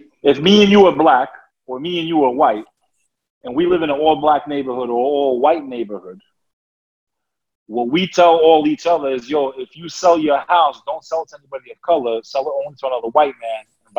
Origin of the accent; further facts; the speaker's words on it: New York area, United States; I grew up in the New York area